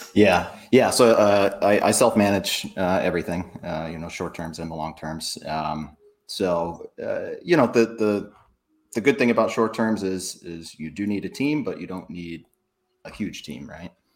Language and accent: English; New Hampshire, United States; moved away as an adult; also born or lived in South Florida; I'm from New Hampshire originally, so uh, I I know the Boston area very very well. But yeah, I grew up up there, moved down South Florida when I was 18